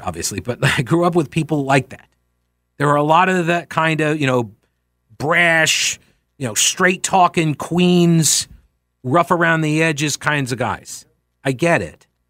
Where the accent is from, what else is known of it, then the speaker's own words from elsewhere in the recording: New York, United States; I'm from New York. I grew up watching Donald Trump